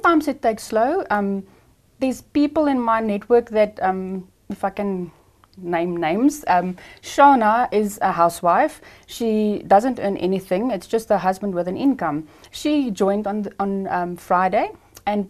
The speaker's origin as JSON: {"language": "English", "town": "Ermelo", "region": "Mpumalanga", "country": "South Africa", "said": "I am from Ermelo, Mpumalanga."}